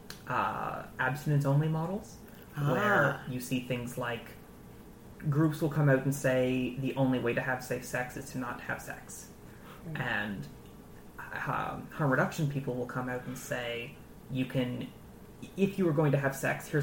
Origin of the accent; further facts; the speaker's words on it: Ottawa, Ontario, Canada; I grew up in what is now Ottawa. I grew up in Carp, North Carp is